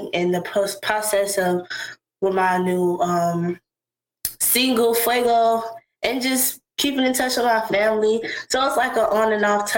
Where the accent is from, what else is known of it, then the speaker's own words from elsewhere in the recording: West Palm Beach, Florida, United States; also born or lived in Tallahassee, Florida; I was born in Tallahassee, Florida, but I've lived in West Palm basically my whole life. At the age of 2, I was pretty much here.